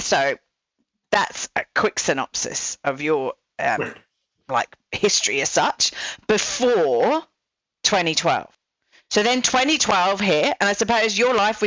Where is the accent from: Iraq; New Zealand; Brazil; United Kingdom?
United Kingdom; England; now in Australia; I'm English